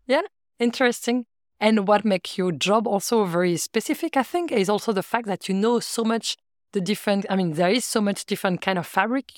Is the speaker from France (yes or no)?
yes; France; English is a second language; now in Antwerp, Belgium; I'm from France. I've been living in Antwerp for 15 years now.